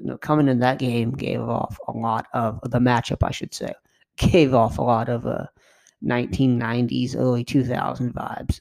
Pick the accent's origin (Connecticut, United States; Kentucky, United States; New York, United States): Kentucky, United States; I'm from Kentucky